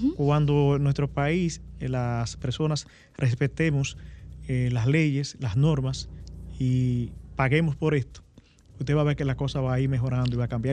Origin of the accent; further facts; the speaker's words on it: Dominican Republic; nosotros eh, como dominicanos